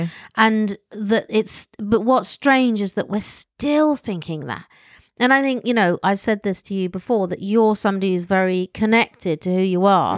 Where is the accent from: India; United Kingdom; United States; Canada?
United Kingdom; accent: posh; I'm British, and I have my silly posh accent